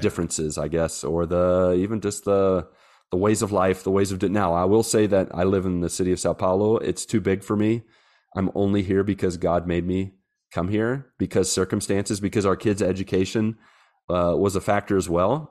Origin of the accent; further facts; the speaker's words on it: West Virginia, United States; moved away as an adult; now in Brazil; I'm from West Virginia